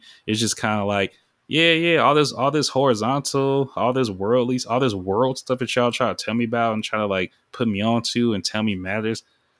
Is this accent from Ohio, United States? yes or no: no; Sacramento, California, United States; I was raised in Iraq. Like, when people hear Iraq, that's just like, that's like a term for South Sac, because like, it's a war zone